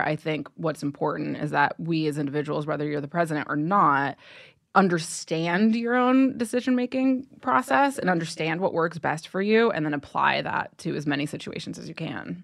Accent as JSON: {"language": "English", "region": "Ohio", "country": "United States", "tie": "born or raised there", "said": "I grew up in Ohio"}